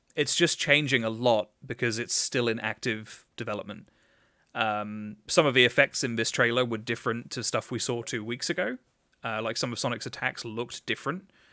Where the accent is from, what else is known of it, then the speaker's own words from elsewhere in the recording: England, United Kingdom; as an Englishman